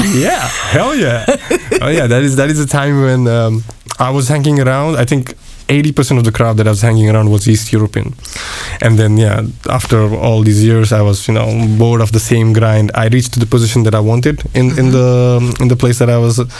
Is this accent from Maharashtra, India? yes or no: yes; Mumbai, Pune, Maharashtra, India; moved away as an adult; also born or lived in Switzerland / United Kingdom / Košice, Slovakia; now in Bratislava, Slovakia; born and brought up in India, uh, in the in the West